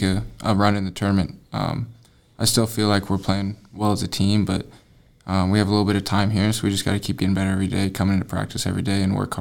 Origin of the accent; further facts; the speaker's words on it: Spokane, Washington, United States; moved away as an adult; now in Helena, United States; from Spokane, a senior